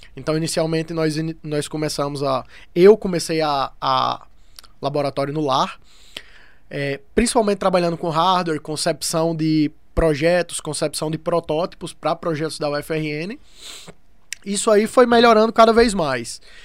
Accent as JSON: {"language": "Portuguese", "region": "interior of Paraíba", "country": "Brazil", "tie": "born or raised there", "also_born_or_lived": "Rio Grande do Norte", "moved": "yes", "said": "eu vim do interior da Paraíba, mesmo sendo do Rio Grande do Norte, eu morei minha vida no interior da Paraíba"}